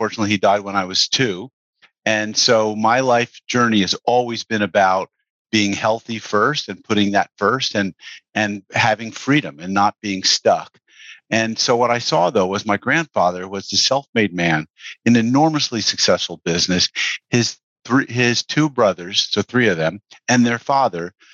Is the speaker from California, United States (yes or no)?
no; Mamaroneck, New York, United States; I grew up in Mamaroneck, New York.